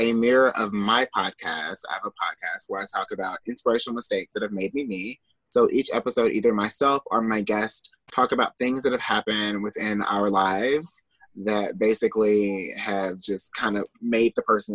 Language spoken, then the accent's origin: English; Little Rock, Arkansas, United States; moved away; I'm from Little Rock, Arkansas originally. So I like to say Little Rock, Arkansas, born and raised